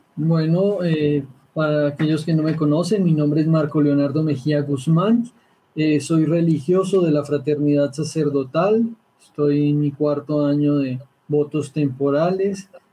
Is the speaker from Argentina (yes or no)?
no; Bogotá, Bogotá Capital District, Colombia; Al igual que el padre Guillermo, soy bogotano